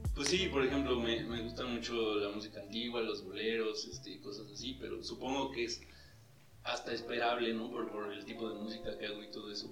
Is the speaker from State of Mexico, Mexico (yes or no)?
yes; Naucalpan, State of Mexico, Mexico; Yo vengo de la zona de transición entre lo feo de Naucalpan y lo bonito de Naucalpan, que es San Mateo